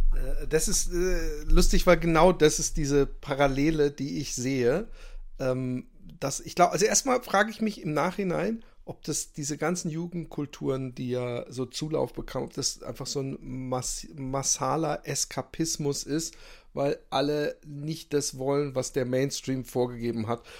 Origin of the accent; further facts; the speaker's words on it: Germany; ich bin in Deutschland äh, aufgewachsen